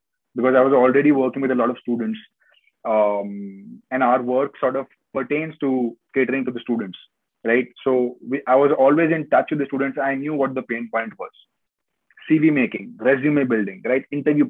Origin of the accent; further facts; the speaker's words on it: Kolkata, West Bengal, India; moved away as an adult; also born or lived in Rajasthan; now in United Kingdom; I've always lived in Calcutta since my childhood. I was born in Rajasthan, but I was brought up in Calcutta all my life. And I moved to the UK this year in January.